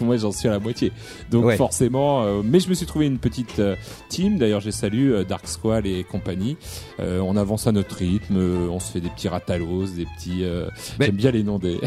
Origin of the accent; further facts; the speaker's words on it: Bordeaux, Nouvelle-Aquitaine, France; nous en tant que Bordelais